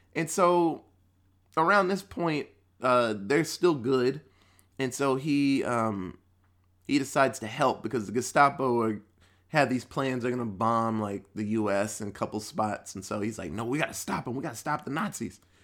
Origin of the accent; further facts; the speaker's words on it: Texas, United States; as a Texan